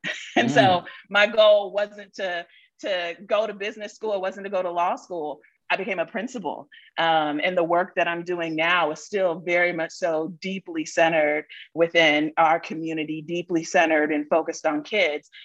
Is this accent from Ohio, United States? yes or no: yes; Columbus, Ohio, United States; moved away as an adult; also born or lived in Mississippi / Charlotte, North Carolina; the second place that I call home is Columbus, Ohio, which is where I grew up